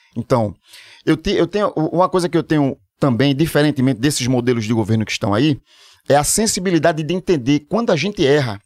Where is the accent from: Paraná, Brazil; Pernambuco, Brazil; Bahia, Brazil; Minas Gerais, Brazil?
Pernambuco, Brazil; Olinda; Sou de Olinda